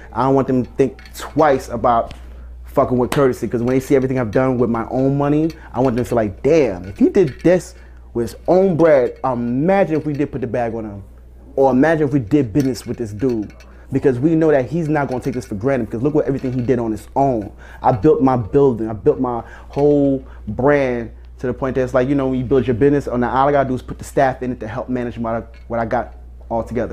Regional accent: Elizabeth, New Jersey, United States; From Elizabeth, New Jersey.

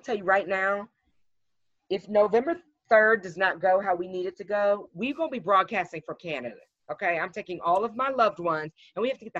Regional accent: United States; I mean, being American right now, it's embarrassing.

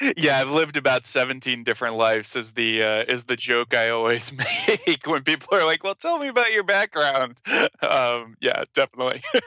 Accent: Smithfield, Rhode Island, United States; also born or lived in Providence, Rhode Island; I'm from Rhode Island

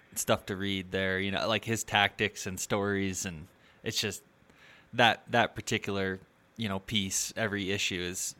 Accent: Michigan, United States; now in Colorado, United States; I grew up in Michigan, and when I moved to Colorado in 2015

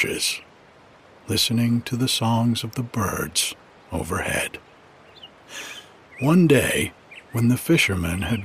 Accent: New England, United States; moved away; growing up in New England

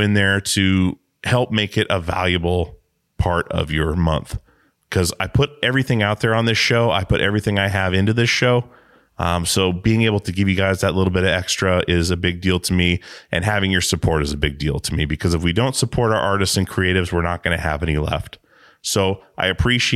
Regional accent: Alaska, United States; moved away as an adult; also born or lived in Longview, Washington; I was born in Longview, Washington, moved to Alaska when I was 6 months old, and I was there until I was 18

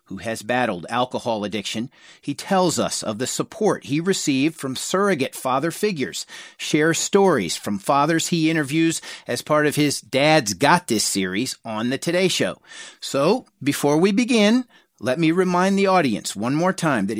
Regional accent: Charlotte, North Carolina, United States; I grew up in Charlotte, North Carolina

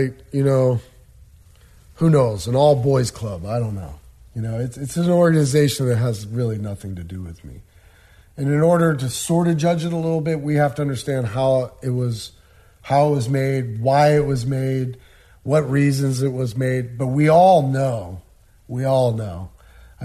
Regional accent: Des Moines, Iowa, United States; I was born and raised in Des Moines, Iowa. I still currently reside there

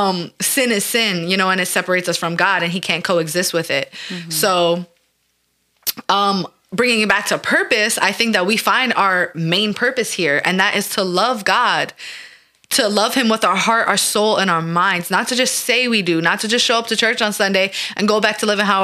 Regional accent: New York, United States; We're from New York

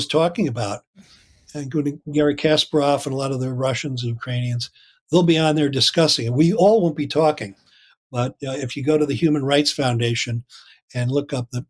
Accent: Loudonville, New York, United States; I grew up in Loudonville, New York

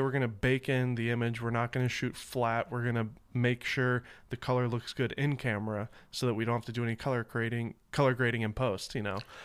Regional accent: Nashville, Tennessee, United States; moved away; And we're both Southern boys. I'm from Nashville

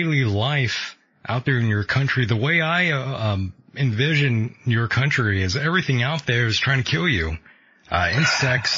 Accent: United States; being an American

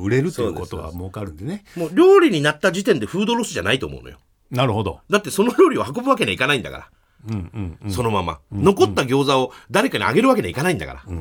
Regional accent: Fukuoka, Japan; やっぱり僕だと福岡の人同士で話すと

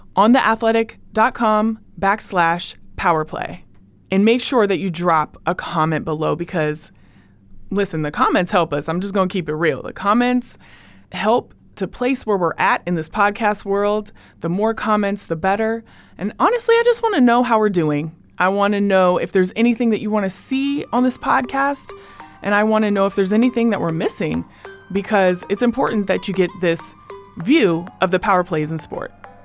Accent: Portland, Oregon, United States; moved away as an adult; now in Oakland, United States; I'm from Portland, Oregon, and Portland raised me, Oakland made me who I am

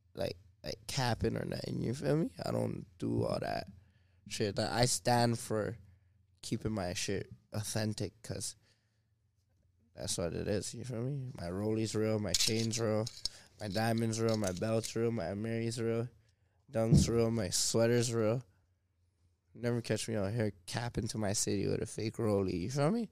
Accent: Toronto, Ontario, Canada; I'm from Driftwood Court

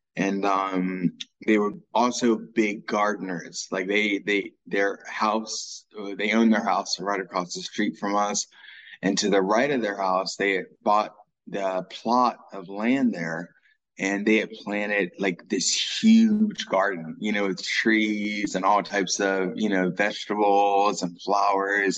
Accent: Dayton, Ohio, United States; I was born in Dayton, Ohio

